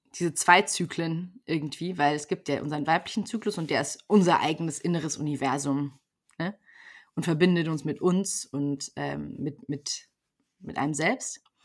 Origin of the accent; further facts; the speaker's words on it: Germany; moved away as an adult; also born or lived in Brazil; ich komme aus Deutschland